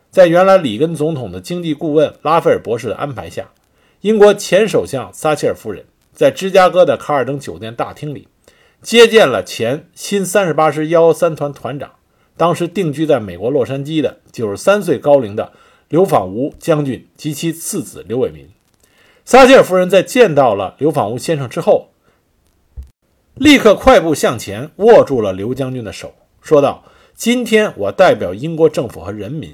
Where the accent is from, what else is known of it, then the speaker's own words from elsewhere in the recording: China; 作为中国人的我们